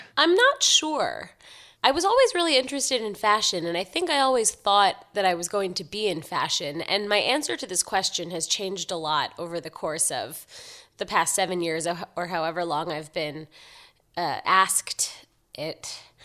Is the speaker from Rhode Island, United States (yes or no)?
no; New York City, New York, United States; I grew up in Manhattan, so I'm born and raised